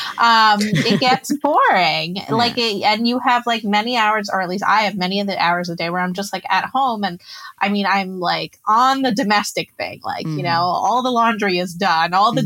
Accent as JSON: {"language": "English", "region": "New Jersey", "country": "United States", "tie": "born or raised there", "moved": "as an adult", "lives_now": "Israel", "said": "I grew up in New Jersey. My mom's Israeli and my dad's American"}